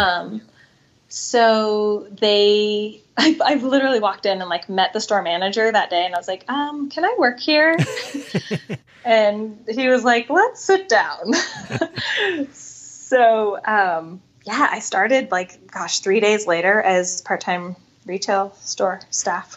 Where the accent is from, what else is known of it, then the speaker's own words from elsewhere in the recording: Bigfork, Montana, United States; moved away as an adult; now in Seattle, United States; grew up in Northwest Montana.